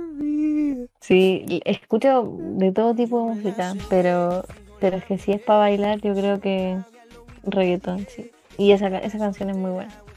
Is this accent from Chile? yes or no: yes; Talagante, Santiago Metropolitan Region, Chile; Yo soy de, una, de un pueblito muy pequeño que es muy poco conocido y se llama Talagante.